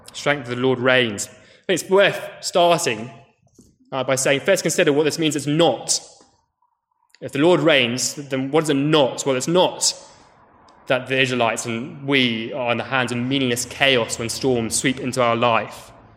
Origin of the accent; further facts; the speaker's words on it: United Kingdom; as British people